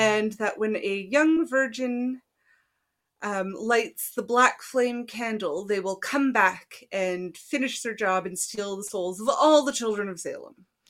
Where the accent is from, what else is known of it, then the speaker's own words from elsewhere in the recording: East Coast, Canada; we're from the East Coast